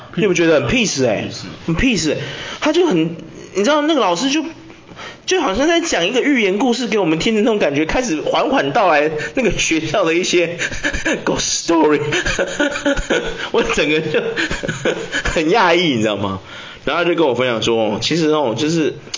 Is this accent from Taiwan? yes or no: yes; Taiwan; 住那间的同学刚好跟我也是台湾人